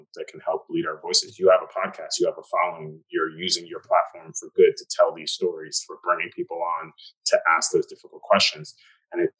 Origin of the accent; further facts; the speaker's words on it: New York City, New York, United States; Growing up in Staten Island, it's a lot of cops